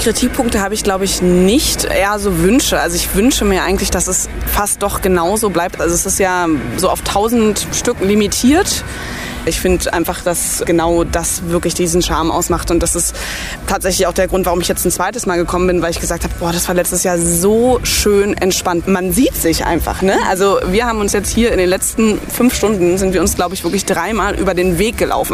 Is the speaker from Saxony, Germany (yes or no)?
no; near Storkow, Brandenburg, Germany; moved away; bin ich hier in der Nähe zur Schule gegangen